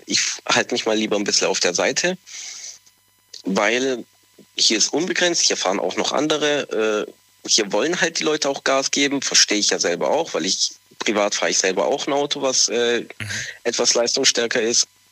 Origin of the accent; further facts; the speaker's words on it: Southern Italy, Italy; moved away; ich komme ja aus Italien, äh, vor allem gerade aus dem Süden